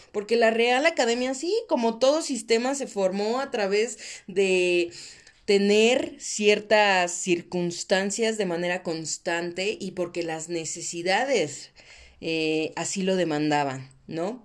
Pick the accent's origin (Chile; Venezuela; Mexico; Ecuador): Mexico; soy mexicana